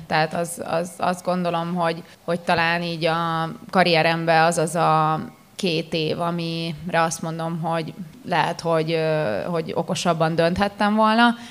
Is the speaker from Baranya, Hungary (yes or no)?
yes; Pécs, Baranya, Hungary; én tényleg úgy nőttem fel, hogy kiskoromtól kezdve Pécsen